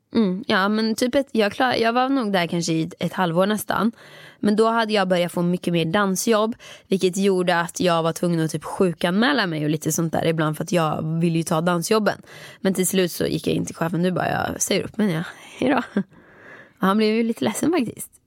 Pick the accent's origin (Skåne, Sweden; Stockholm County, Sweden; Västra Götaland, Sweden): Västra Götaland, Sweden; Åmål; moved away as an adult; jag jobbade där mellan, när jag var femton år tills jag flyttade från Åmål när jag var arton